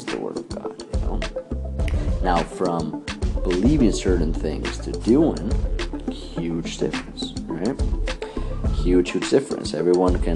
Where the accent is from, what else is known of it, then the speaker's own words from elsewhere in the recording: Mexico City, Mexico; I was born and raised in Mexico City